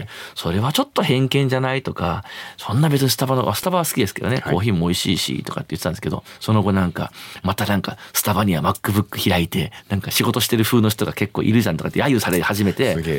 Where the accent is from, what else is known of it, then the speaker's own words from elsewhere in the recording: Fukui, Japan; now in Shinjuku, Tokyo, Japan; 自分の地元だから福井なんですよね